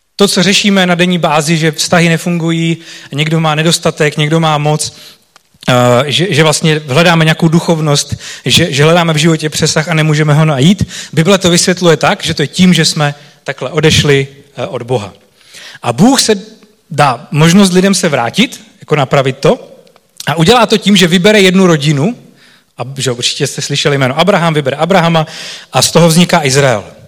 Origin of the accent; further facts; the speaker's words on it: Czechia; pro nás Čechy